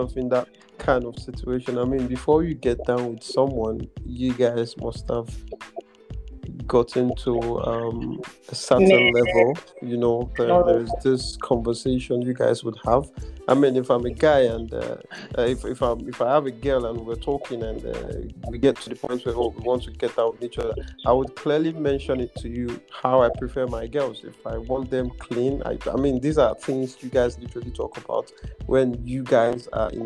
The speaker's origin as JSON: {"language": "English", "country": "Nigeria", "tie": "born or raised there", "also_born_or_lived": "Ghana", "said": "I'm a Ghanaian, yeah, but I literally grew up in Nigeria, so I'm more of a Nigerian as well"}